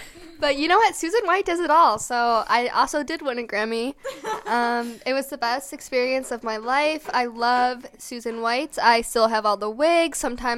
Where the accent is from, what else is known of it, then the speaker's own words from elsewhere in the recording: Romeoville, Illinois, United States; Originally from Romeoville, Illinois, but we're in Coloma, Michigan during this shoot.